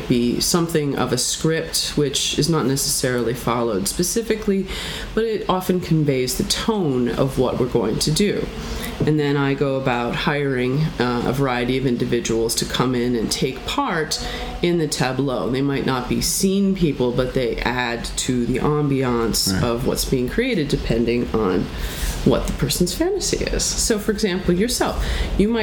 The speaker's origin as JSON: {"language": "English", "town": "Philadelphia", "region": "Pennsylvania", "country": "United States", "moved": "yes", "said": "I'm from Philadelphia"}